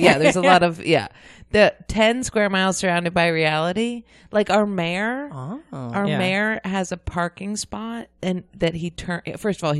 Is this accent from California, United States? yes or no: no; Ithaca, New York, United States; moved away; also born or lived in Nashville; I'm from Ithaca, New York.